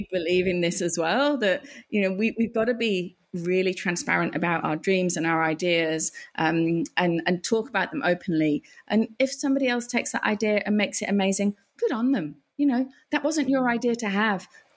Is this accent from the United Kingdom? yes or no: yes; England, United Kingdom; now in Australia; I'm English, and you know, I've come here